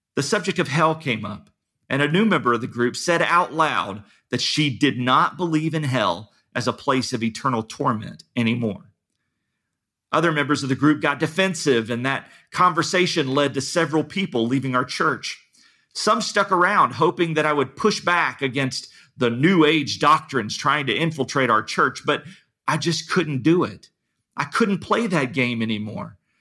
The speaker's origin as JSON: {"language": "English", "town": "Dayton", "region": "Ohio", "country": "United States", "tie": "born or raised there", "said": "I grew up near Dayton, Ohio"}